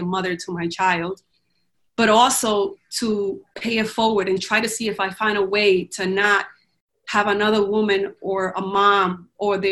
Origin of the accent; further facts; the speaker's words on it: Dominican Republic; now in United States; I grew up in the Dominican Republic